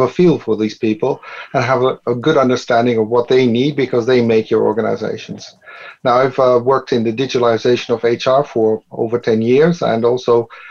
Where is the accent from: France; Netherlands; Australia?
Netherlands; I am from the Netherlands